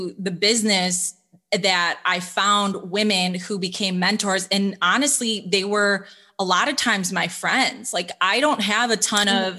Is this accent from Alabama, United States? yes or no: no; Illinois, United States; growing up in Illinois